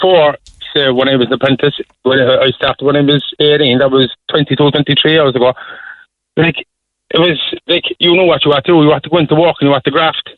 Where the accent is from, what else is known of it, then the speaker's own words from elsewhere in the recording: Cork, Munster, Ireland; I'm from Holly Hill